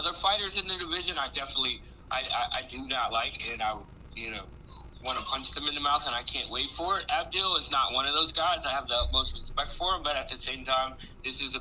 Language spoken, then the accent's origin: English; Virginia Beach, Virginia, United States; also born or lived in Chesapeake, Virginia / Maryland; I was born in Chesapeake. I grew up in Virginia Beach.